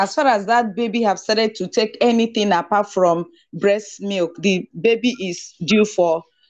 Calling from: Lagos, Nigeria; I'm joining in from Lagos, Nigeria.

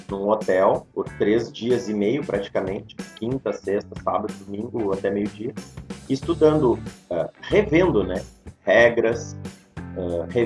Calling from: Gravataí, Rio Grande do Sul, Brazil; Cara, tô falando de casa, moro em Gravataí, aqui no Rio Grande do Sul.

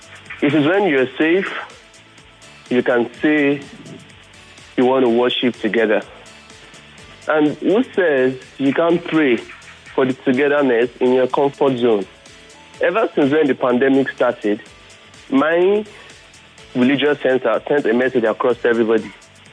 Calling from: Ota, Ogun State, Nigeria; calling from Ota.

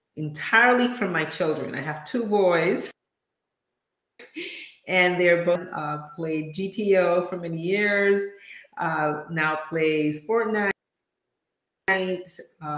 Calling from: Atlanta, Georgia, United States; From Atlanta.

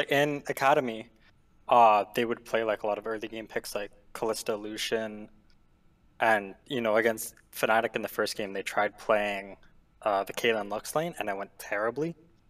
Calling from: Ontario, Canada; Ontario, Canada.

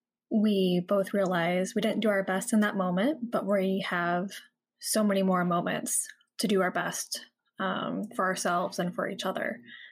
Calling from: San Diego, California, United States; Hi, Shantae. … I am from San Diego, California.

